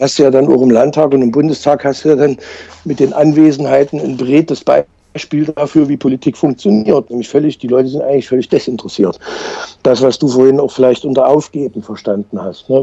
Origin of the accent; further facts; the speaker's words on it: Leipzig, Saxony, Germany; ich bin ja Leipziger